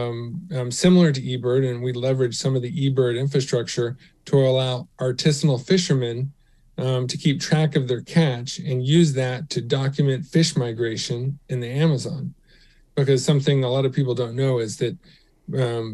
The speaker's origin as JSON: {"language": "English", "town": "Houston", "region": "Texas", "country": "United States", "tie": "born or raised there", "said": "growing up in Houston"}